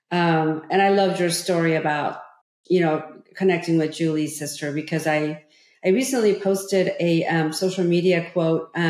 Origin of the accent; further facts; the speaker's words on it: California, United States; growing up in Orange County, you know, as, as, as a young teenager, um, I met so many people who went on to college and I had better grades than they did.